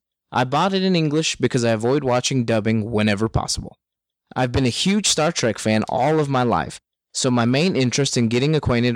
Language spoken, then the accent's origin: English; United States; now in Germany; I'm American, but I've been living in Germany since 1985.